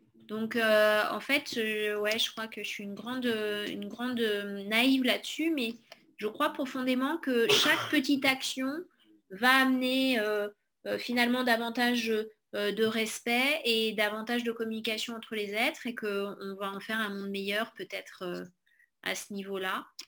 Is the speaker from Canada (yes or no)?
no; Corrèze, Nouvelle-Aquitaine, France; on est originaire de Corrèze